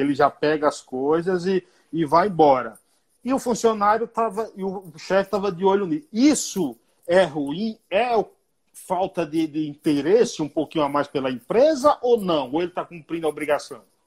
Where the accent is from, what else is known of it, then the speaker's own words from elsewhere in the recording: Bahia, Brazil; Eu sou baiano